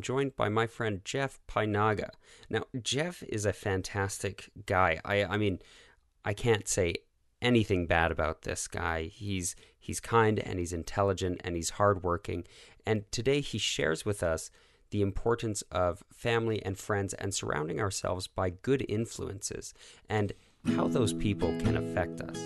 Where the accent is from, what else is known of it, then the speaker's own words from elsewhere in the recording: Calgary, Alberta, Canada; I'm from the South as well.